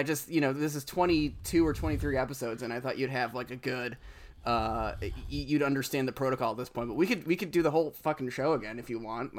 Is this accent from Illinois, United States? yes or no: yes; Downers Grove, Illinois, United States; I'm from Downers Grove